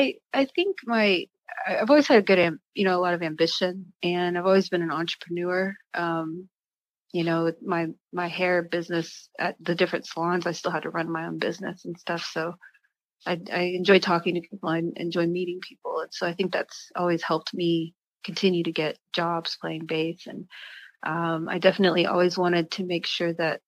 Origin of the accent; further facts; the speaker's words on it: the South, United States; moved away as an adult; also born or lived in San Diego; now in Long Beach, United States; I'm from the South. I've been born and raised in the South